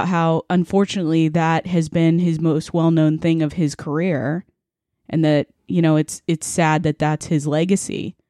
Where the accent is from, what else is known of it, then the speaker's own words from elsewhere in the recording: Northern California, United States; And I'm from NorCal.